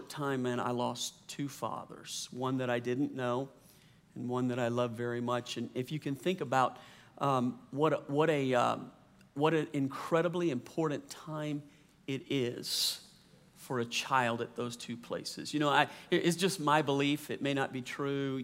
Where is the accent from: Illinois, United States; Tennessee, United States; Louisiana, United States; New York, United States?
Louisiana, United States; also born or lived in New Orleans, Louisiana / San Diego, California / Slidell, Louisiana; I grew up in the South, Louisiana